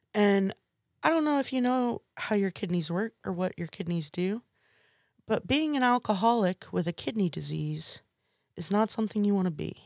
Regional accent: McComb, Mississippi, United States; also born or lived in Hattiesburg, Mississippi; started attending the junior college in my hometown

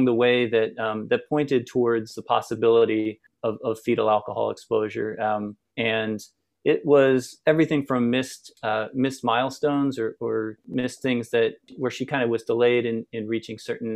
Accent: outside Philadelphia, Pennsylvania, United States; moved away as an adult; now in Portland, United States; I grew up in just outside Philadelphia, a small town outside Philadelphia.

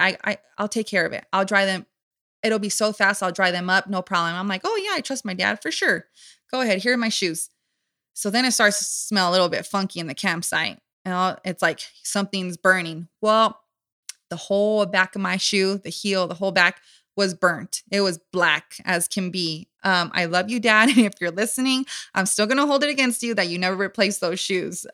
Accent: Southern California, United States; born and raised in Southern California.

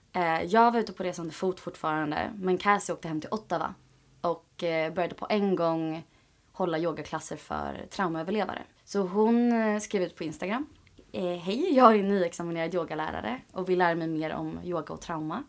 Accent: Åkersberga, Stockholm County, Sweden; jag är ju från Sverige, mm. från mm. Åkersberga

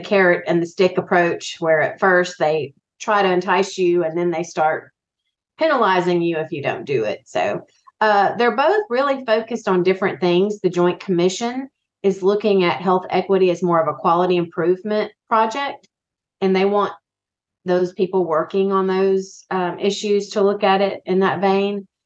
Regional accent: Biloxi, Mississippi, United States; I grew up in Biloxi, Mississippi

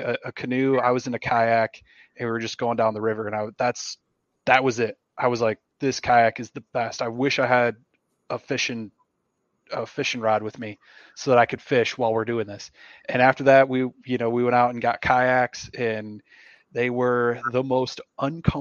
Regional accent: Michigan, United States; moved away; I grew up in Michigan

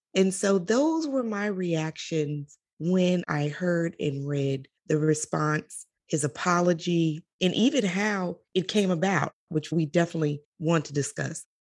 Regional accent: Chicago, Illinois, United States; I am from Chicago. I was born and raised there.

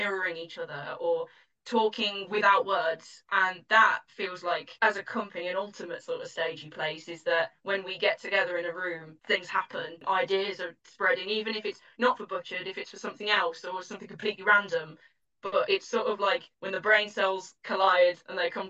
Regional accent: Dudley, West Midlands, United Kingdom; my hometown in Dudley

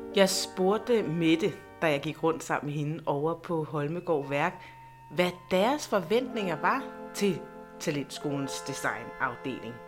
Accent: Næstved, Zealand, Denmark; moved away as an adult; also born or lived in Copenhagen; jeg er født og opvokset i Næstved. I mange år har jeg dog boet i København, men nu er jeg og min familie flyttet tilbage

